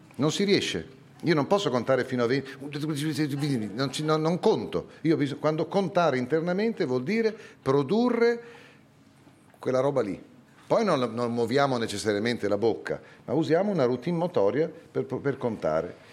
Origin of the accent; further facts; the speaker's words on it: Bologna, Emilia-Romagna, Italy; also born or lived in Parma / Ferrara; Sono nato a Bologna la città della mortadella e dei tortellini e dell'università